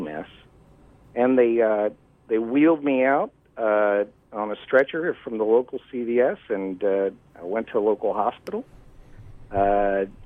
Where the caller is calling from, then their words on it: New England, United States; I'm calling from New England.